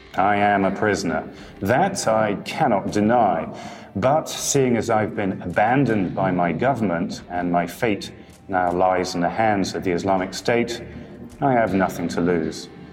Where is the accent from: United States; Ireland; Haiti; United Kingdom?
United Kingdom; I'm a British journalist who used to work for some of the bigger newspapers and magazines in the UK